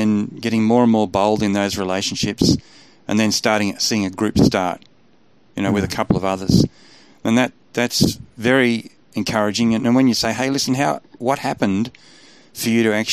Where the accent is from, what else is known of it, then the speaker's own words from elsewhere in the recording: Australia; I'm an Aussie